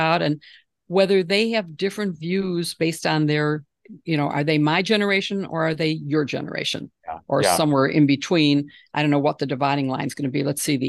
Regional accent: Midwest, United States; both of us say pop. Not soda, because we're both from the Midwest.

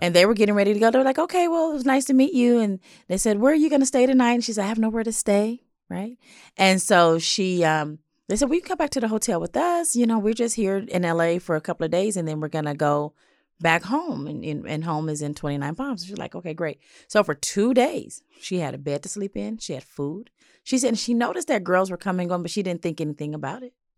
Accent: Los Angeles, California, United States; I grew up in South L

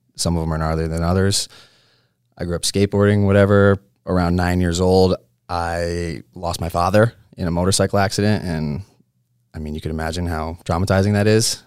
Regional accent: Connecticut, United States; moved away; I was born in Connecticut

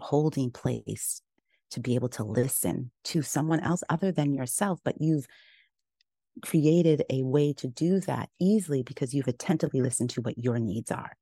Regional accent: Kenya; moved away; also born or lived in Uganda; I grew up in Kenya

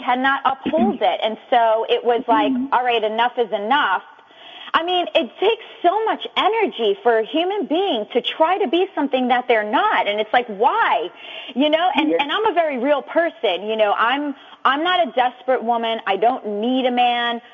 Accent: New York City, New York, United States; moved away as an adult; now in Yonkers, United States; I'm from the Bronx, New York, but I reside in Westchester right now in Yonkers

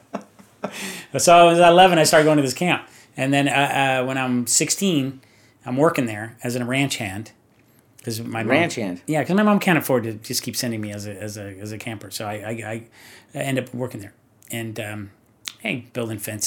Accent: Orange County, California, United States; I'm from Orange County.

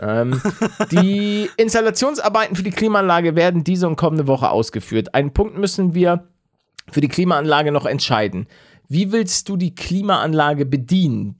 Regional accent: Hamburg, Germany; als Hamburger

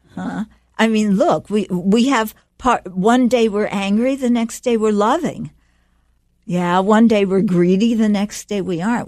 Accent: United States; moved away; also born or lived in Dharamsala; we grew up in America

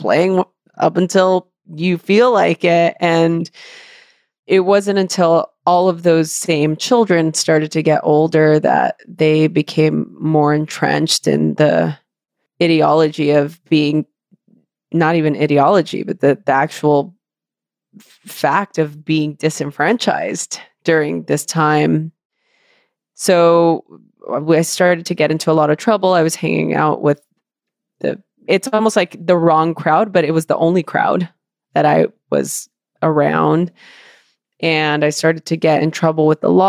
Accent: Los Angeles, California, United States; I grew up in East

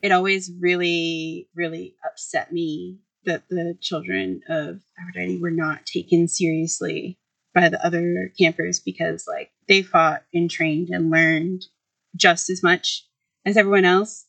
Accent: Boston, Massachusetts, United States; also born or lived in Cambridge, Massachusetts; I was born in Boston

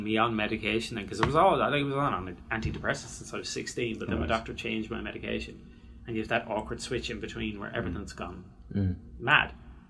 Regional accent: Ireland

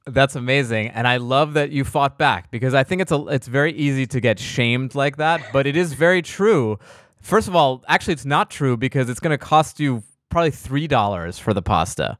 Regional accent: East Coast, United States; I'm from the East Coast

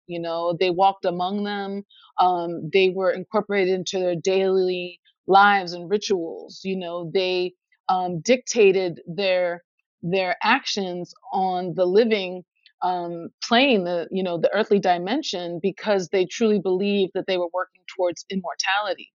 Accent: Philadelphia, Pennsylvania, United States; my hometown of Philadelphia

